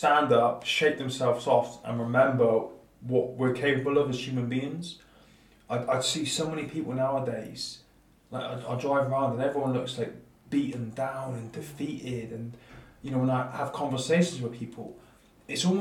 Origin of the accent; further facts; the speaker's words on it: Plymouth, South West England, United Kingdom; born and bred in Plymouth, former Royal Marine.